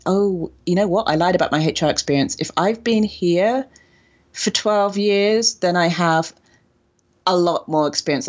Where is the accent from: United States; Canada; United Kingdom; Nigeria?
United Kingdom; England; like I said, in England, it wasn't a thing. And being British, we don't, we understand the tipping culture.